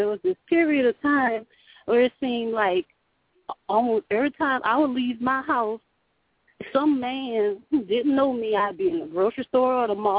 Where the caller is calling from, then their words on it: Louisiana, United States; I'm calling from Louisiana.